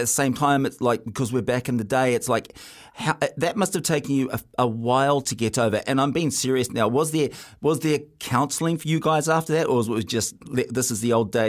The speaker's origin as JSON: {"language": "English", "country": "New Zealand", "said": "being a Kiwi in Australia"}